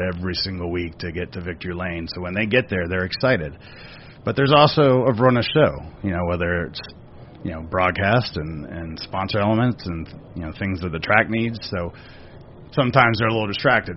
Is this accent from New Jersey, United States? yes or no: no; Daytona Beach, Florida, United States; growing up in Daytona, it's not like the Charlotte area